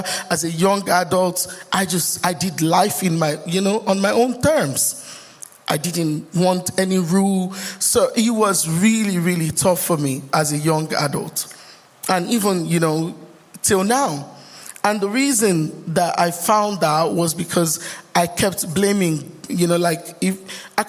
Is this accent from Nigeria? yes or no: yes; Lagos, Nigeria; also born or lived in Ondo State, Nigeria; now in Bolton, United Kingdom; By the way, I'm from Nigeria, just in case you don't know. We do states, and I'm from Ondo states